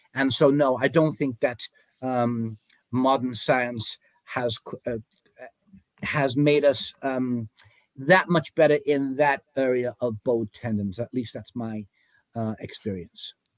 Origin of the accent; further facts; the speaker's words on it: England, United Kingdom; moved away as an adult; now in United States; I came from England. Uh, I was an apprentice jockey over there, rode uh, some races in England and Germany, came to America in 1977